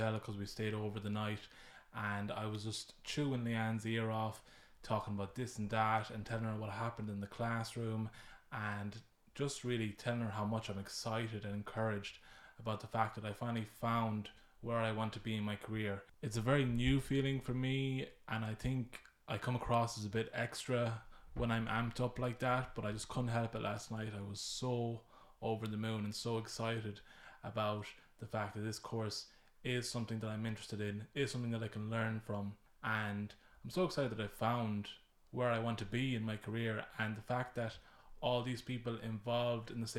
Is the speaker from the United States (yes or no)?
no; Mayo, Connacht, Ireland; I'm from Mayo